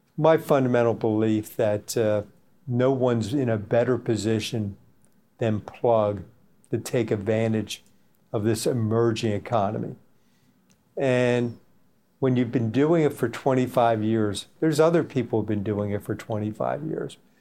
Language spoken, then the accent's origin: English; United States; my home country, United States